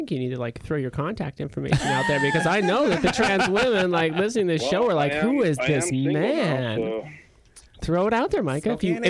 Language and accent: English; Montana, United States; I grew up backpacking in Montana